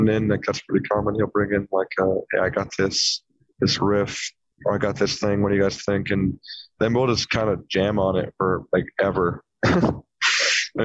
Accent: Orange County, California, United States; we're four guys from Orange County, California. We live 15 minutes from Disneyland

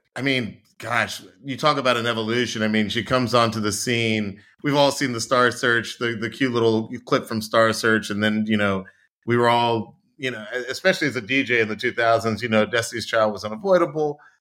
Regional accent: Atlanta, Georgia, United States; I grew up in Atlanta

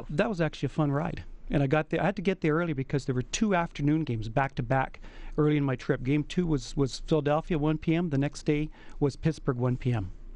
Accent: Edmonton, Alberta, Canada; I'm from Edmonton

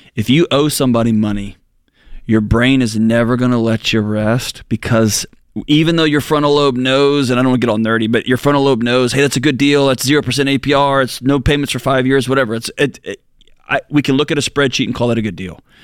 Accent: Texas, United States; born or raised there; moved away

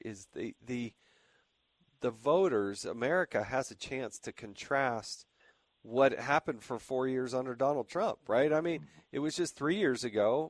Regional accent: Utah, United States; I'm from Utah

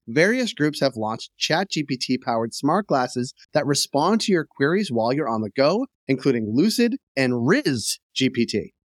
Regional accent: United States; now in Canada; I am American

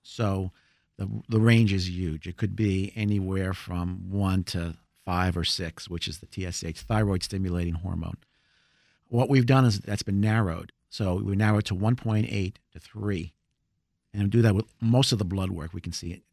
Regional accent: New Jersey, United States; now in Rockville, United States; I'm originally from New Jersey

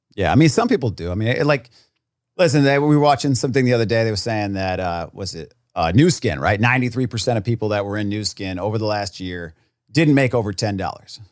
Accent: Rhode Island, United States; I was from Rhode Island. There was, like, nobody had any money.

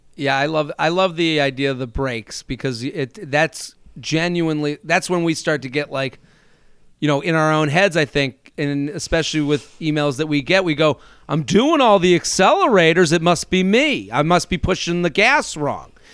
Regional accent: outside of Boston, Massachusetts, United States; now in Boca Raton, United States; I'm from outside of Boston originally

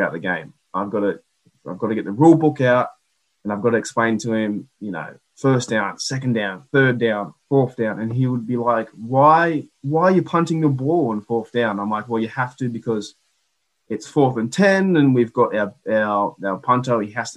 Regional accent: Australia; accent: Bogan; my mates in Australia here

